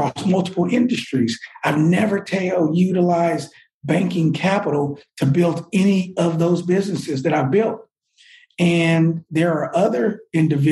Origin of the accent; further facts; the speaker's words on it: Oakland, California, United States; also born or lived in Washington, D.C.; now in Atlanta, United States; I'm from the Bay Area, Oakland, California